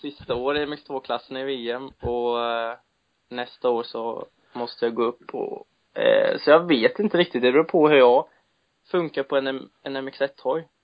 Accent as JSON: {"language": "Swedish", "country": "Sweden", "said": "jag har väl bott mer i den tror jag än vad jag har bott här hemma i Sverige"}